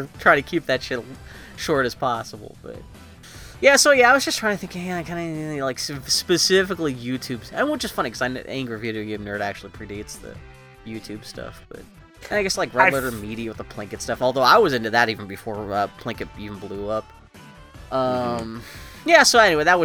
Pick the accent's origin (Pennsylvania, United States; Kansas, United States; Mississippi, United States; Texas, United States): Pennsylvania, United States; Mount Oliver; now in Portland, United States; I grew up in Mount Oliver. Technically that's not a part of Pittsburgh, it's its own borough